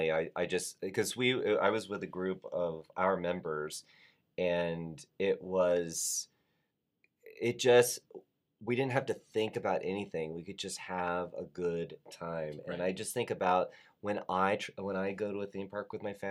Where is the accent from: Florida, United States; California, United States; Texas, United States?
Florida, United States; I'm from Florida. You and I mm-hmm. are both from Florida.